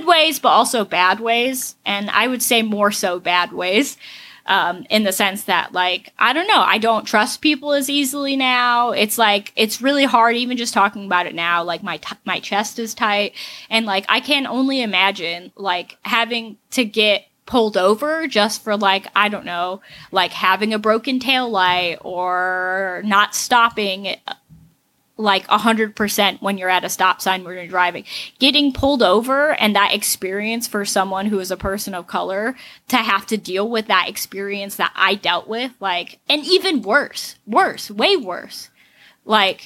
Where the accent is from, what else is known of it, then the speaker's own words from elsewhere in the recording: Pahrump, Nevada, United States; moved away; I grew up in Pahrump, which is bigger than Laughlin